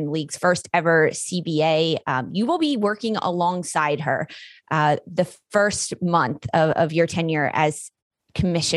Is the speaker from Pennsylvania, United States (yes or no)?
yes; Philadelphia, Pennsylvania, United States; I'm from Philly